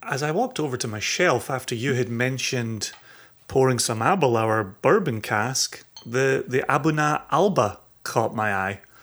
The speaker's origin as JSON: {"language": "English", "region": "Scotland", "country": "United Kingdom", "moved": "yes", "said": "I'm, I'm Scottish, I live in, lived in the U K, raised in the U K"}